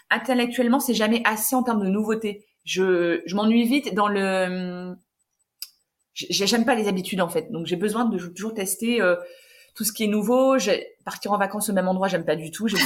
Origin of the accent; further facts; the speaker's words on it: Hauts-de-France, France; je suis d'origine du Nord